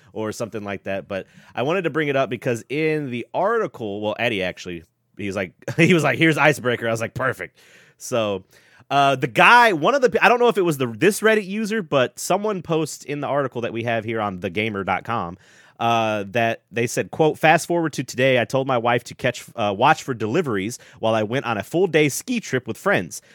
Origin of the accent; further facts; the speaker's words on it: the South, United States; I was born in the South